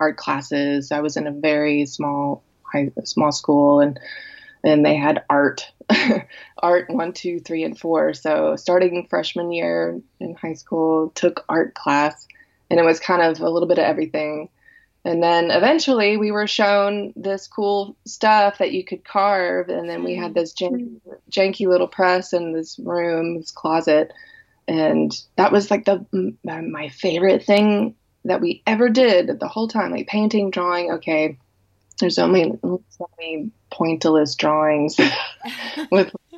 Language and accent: English; Memphis, Tennessee, United States; accent: Southern; I grew up in Memphis, Tennessee. So I'm a Southern girl. So if you hear a little Southern accent